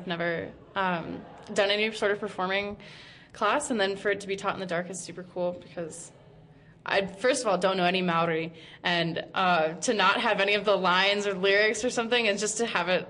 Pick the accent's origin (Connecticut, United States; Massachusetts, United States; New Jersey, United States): Connecticut, United States; now in Dunedin, New Zealand; I'm from Connecticut.